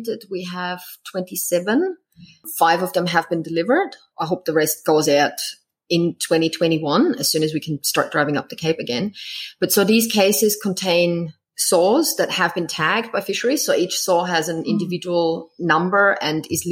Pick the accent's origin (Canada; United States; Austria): Austria; moved away as an adult; now in Queensland, Australia; I'm from Austria. I came over here 18 years ago